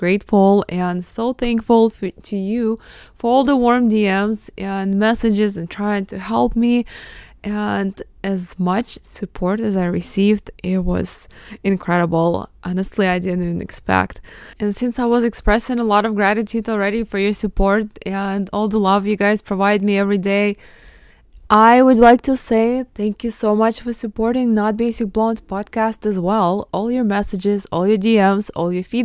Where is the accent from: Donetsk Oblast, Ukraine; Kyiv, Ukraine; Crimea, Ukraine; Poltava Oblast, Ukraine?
Donetsk Oblast, Ukraine; Mariupol; first language Russian; English is a second language; moved away; I was born in Mariupol, Ukraine